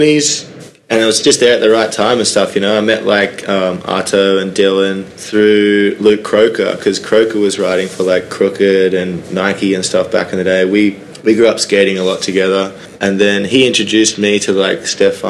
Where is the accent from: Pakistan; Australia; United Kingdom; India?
Australia; Sunshine Coast, Queensland; moved away; I just grew up in like a beach town in Queensland in a place called the Sunshine Coast